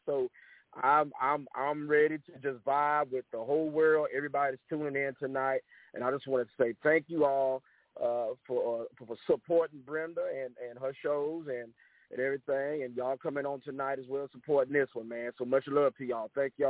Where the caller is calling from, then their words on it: Freeport, Texas, United States; I'm calling from Freeport, Texas, here on the Gulf Coast, Third Coast area here in Texas